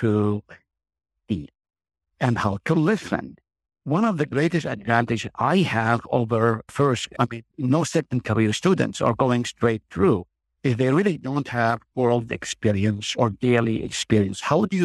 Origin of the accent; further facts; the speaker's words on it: Nazareth, Northern District, Israel; moved away as an adult; now in Hartford, United States; I grew up in Nazareth, which is only a few miles from Cana.